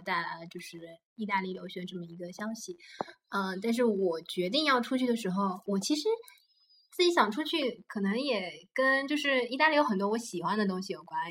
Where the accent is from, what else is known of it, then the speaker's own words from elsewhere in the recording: China; 我们 国内老人也不会出去玩